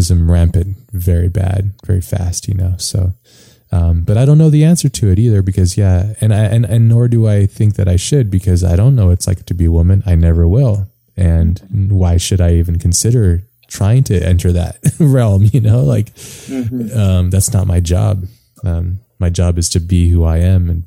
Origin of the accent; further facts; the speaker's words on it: Hawaii, United States; moved away; I grew up in Hawaii, which is really quite a beautiful place